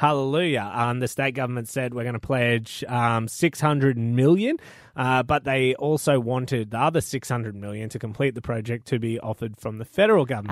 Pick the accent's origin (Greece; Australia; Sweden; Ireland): Australia; North Queensland; I am a North Queenslander.